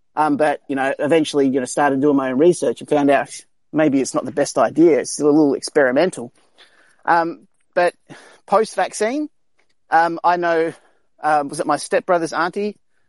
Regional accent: Indonesia; also born or lived in South Australia; now in Australia; I'm from South Australia, which is probably one of the safest places in Australia when it comes around to this virus, because we're not really overpopulated or anything like that. But I grew up in Indonesia

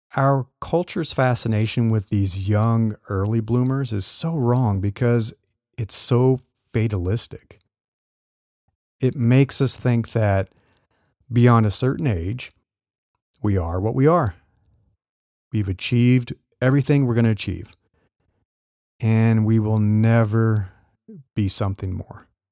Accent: Nebraska, United States; I grew up in Nebraska

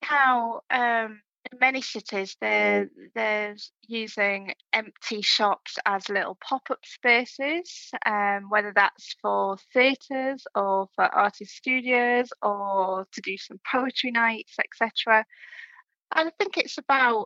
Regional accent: Hull, Yorkshire and the Humber, United Kingdom; me growing up in Hull

